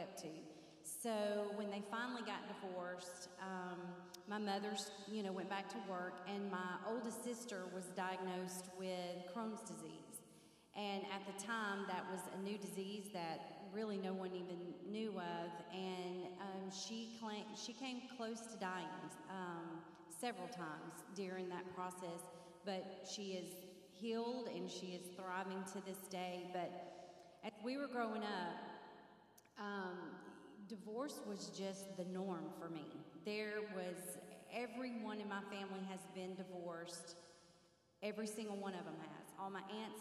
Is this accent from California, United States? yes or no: no; Marietta, Georgia, United States; I grew up in Marietta, Georgia, and I have two sisters